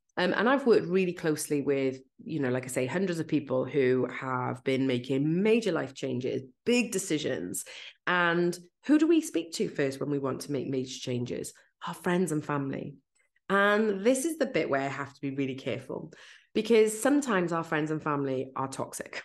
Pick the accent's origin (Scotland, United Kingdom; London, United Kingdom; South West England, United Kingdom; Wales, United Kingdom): Wales, United Kingdom; accent: Welsh; I'm Welsh